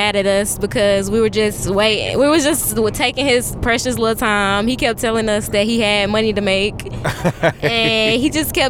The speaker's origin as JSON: {"language": "English", "town": "Charlotte", "region": "North Carolina", "country": "United States", "said": "We're from Charlotte, North Carolina."}